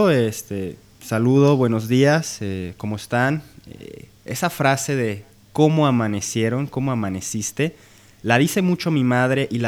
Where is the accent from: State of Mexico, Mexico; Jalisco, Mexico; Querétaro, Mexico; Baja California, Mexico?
Jalisco, Mexico; Guadalajara